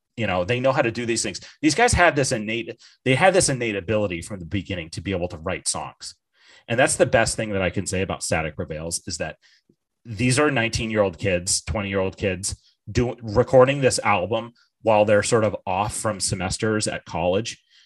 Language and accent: English; Bartlett, New Hampshire, United States; also born or lived in North Conway, New Hampshire; I was born in uh, the town of North Conway, New Hampshire, and I grew up in Bartlett, New Hampshire